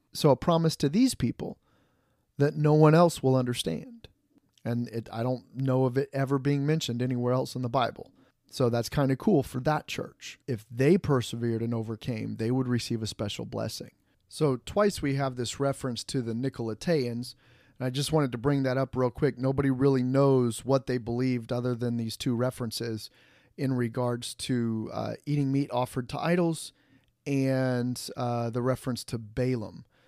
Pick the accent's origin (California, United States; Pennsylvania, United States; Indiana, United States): Indiana, United States; Fort Wayne; moved away; my pastor where I grew up back in the Fort Wayne, Indiana